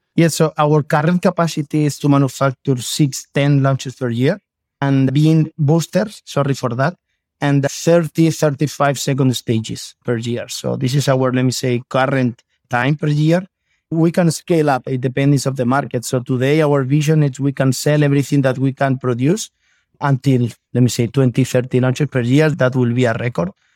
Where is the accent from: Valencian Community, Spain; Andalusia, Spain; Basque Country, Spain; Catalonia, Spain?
Valencian Community, Spain; Elche; English is a second language; I am from Spain. I am from Elche